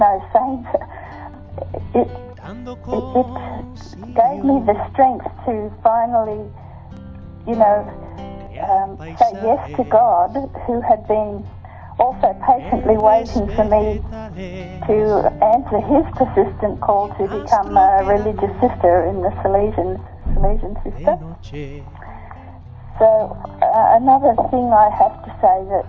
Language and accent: English; Australia; I'm from Australia